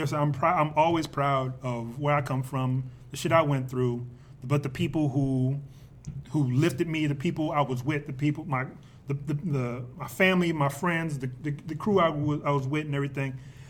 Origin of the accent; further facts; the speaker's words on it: Compton, California, United States; I'm from Compton.